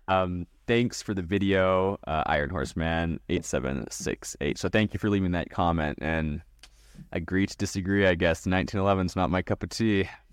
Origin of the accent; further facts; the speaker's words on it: West Coast in Canada, British Columbia, Canada; I was raised on the West Coast in Canada